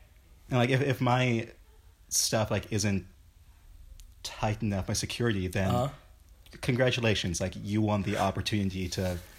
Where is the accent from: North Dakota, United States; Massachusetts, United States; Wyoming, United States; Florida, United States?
Wyoming, United States